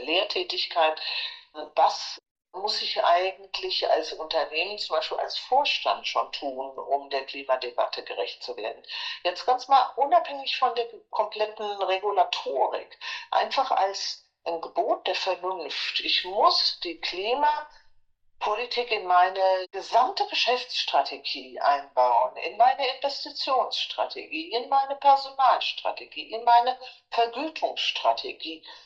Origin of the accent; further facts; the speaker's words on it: Frankfurt, Hesse, Germany; moved away; also born or lived in United States; Ich komme aus Frankfurt